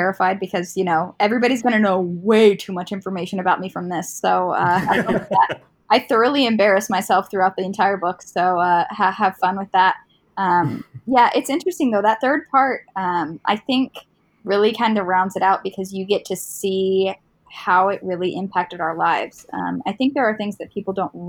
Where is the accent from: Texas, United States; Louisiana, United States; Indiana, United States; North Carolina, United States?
Indiana, United States; I'm from Indiana